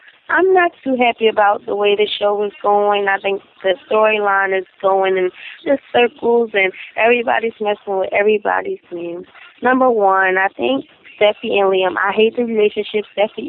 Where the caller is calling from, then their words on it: Philadelphia, Pennsylvania, United States; I'm calling from Philadelphia.